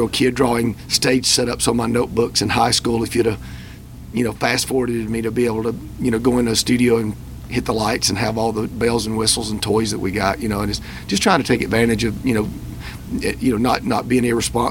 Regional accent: the South, United States; I'm just from the South. It's just like you say tomato, and I say mater, right?

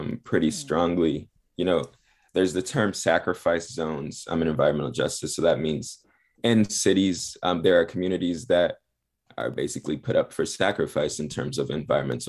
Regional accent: Los Angeles, California, United States; moved away as an adult; also born or lived in Chicago; I'm actually from the Harbor area of Los Angeles. I grew up in Harbor City in Wilmington, right outside of the port of Los Angeles

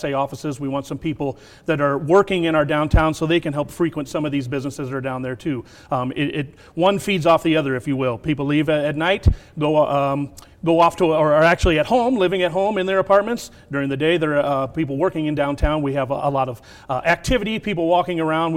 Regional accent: United States; I'm born and raised in the Quad Cities

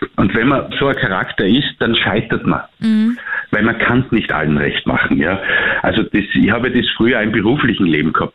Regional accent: Austria; als Österreicher

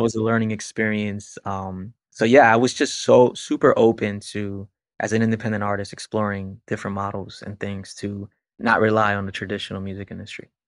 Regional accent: Puerto Rico; now in Florida, United States; I was born in Puerto Rico.

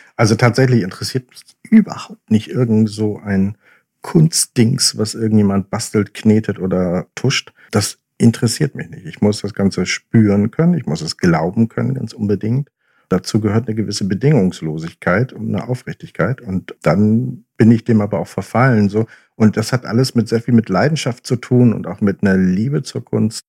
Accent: Oldenburg, Lower Saxony, Germany; moved away; also born or lived in Hamburg; Ich bin in Hamburg geboren, ich bin in Oldenburg aufgewachsen und dann später wieder zurück nach Hamburg

